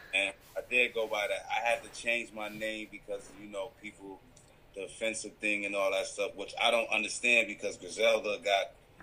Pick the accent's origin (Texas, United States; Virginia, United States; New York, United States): New York, United States; Rochester; also born or lived in Canada; now in Toronto, Canada; I had moved from Canada, from New York. I'm originally from Rochester, New York. I just happen to have dual citizenship.